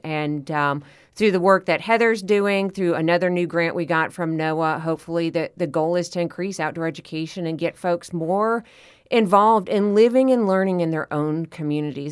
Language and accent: English; Florida, United States; here in my home state of Florida